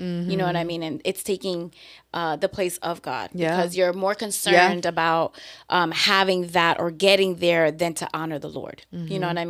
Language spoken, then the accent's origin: English; New York, United States